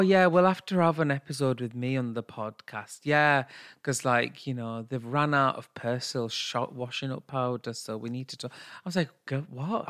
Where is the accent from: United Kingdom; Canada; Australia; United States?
United Kingdom; us being British and our South Asian heritage